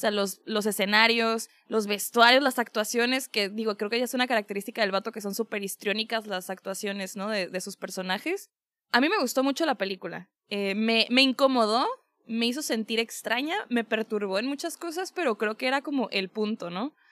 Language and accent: Spanish; Tijuana, Baja California, Mexico; Tijuana. En mi tierra natal.